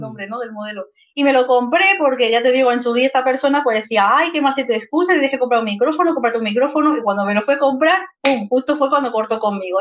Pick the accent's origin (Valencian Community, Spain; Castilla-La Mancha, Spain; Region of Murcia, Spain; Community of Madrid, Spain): Community of Madrid, Spain; Madrid; moved away as an adult; now in Zaragoza, Spain; nací en Madrid y he estado toda la vida viviendo en Madrid, en el barrio de Vallecas pero actualmente hace un par de meses me he venido a vivir aquí a Zaragoza con mi pareja